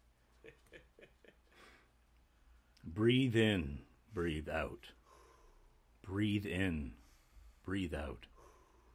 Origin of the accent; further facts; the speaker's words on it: Canada; We're 19. We're from Canada